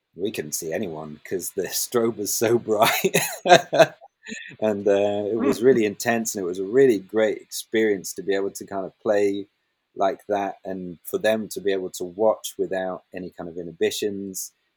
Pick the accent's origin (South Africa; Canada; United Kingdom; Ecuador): United Kingdom; Highlands of Scotland; I grew up in the Highlands of Scotland